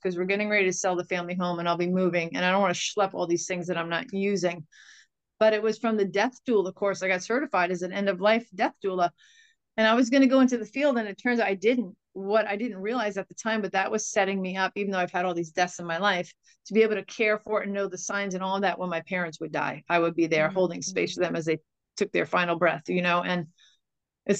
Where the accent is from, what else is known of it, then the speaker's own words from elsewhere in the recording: Sag Harbor, New York, United States; I grew up in a village of maybe 3,500 people, a very tight-knit community. And it just seems to me that Sag Harbor, my hometown